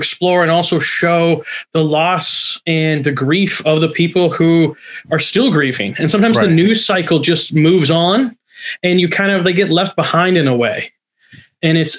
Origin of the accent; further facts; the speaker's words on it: northern California, United States; also born or lived in Oregon / Chicago; now in Los Angeles, United States; I grew up in northern California on the border of California and Oregon